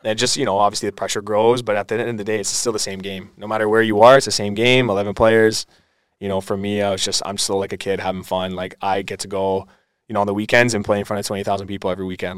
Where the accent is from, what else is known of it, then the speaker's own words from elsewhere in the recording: Aldergrove, British Columbia, Canada; moved away as an adult; also born or lived in Surrey, British Columbia / Montreal; I was actually born in Surrey, um, and then I moved to Aldergrove, a town just beside Langley, when I was about two years old. Been there ever since.